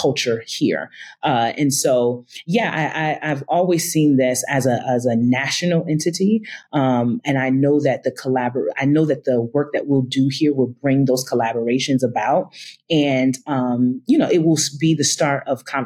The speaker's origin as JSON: {"language": "English", "town": "Albany", "region": "New York", "country": "United States", "tie": "born or raised there", "also_born_or_lived": "Atlanta, Georgia", "moved": "as an adult"}